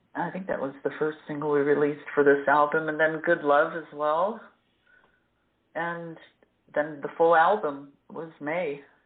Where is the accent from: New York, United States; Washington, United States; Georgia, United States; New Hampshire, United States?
New York, United States; moved away as an adult; also born or lived in Florida; now in Zurich, Switzerland; I was born and raised in New York